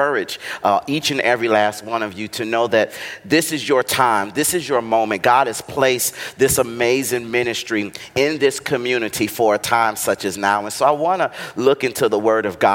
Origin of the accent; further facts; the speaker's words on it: Atlanta, Georgia, United States; I am from Atlanta, Georgia